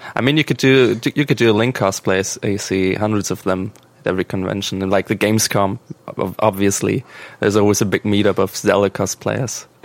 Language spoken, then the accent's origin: English; Germany; English is a second language; we're from Germany